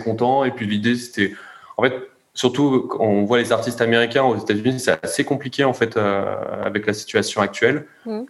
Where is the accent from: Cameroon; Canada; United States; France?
France; on est français